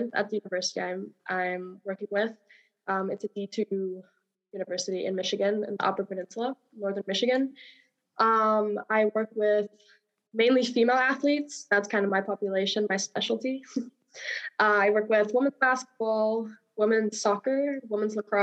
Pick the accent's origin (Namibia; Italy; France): Namibia; moved away as an adult; now in United States; I am from Namibia originally. I came to the States about 5 years ago to play college golf.